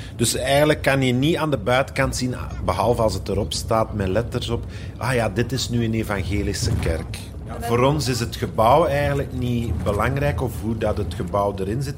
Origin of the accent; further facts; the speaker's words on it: Flanders, Belgium; bij ons in Vlaanderen in de evangelische kerk